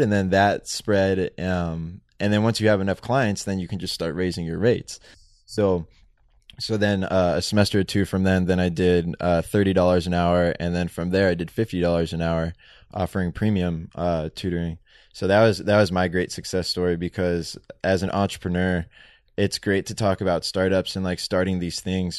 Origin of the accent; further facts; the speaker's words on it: San Diego, California, United States; we grew up in Benita, San Diego